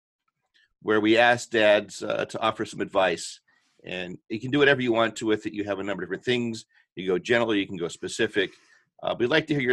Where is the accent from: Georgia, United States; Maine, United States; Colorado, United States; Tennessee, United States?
Colorado, United States; I'm from Colorado, so I'm born and bred in Colorado